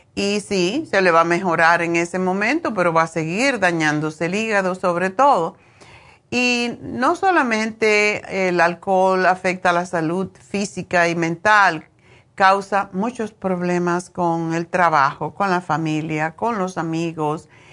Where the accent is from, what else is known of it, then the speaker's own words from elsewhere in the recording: Cuba; moved away; also born or lived in Spain; desde que me fui de Cuba